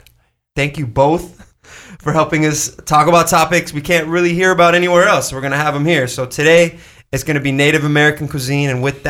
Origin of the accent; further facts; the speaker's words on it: Lebanon; I'm actually Lebanese.